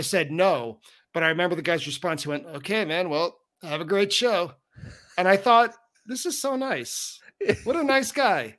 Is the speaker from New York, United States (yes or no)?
yes; Long Island, New York, United States; I'm from Long Island.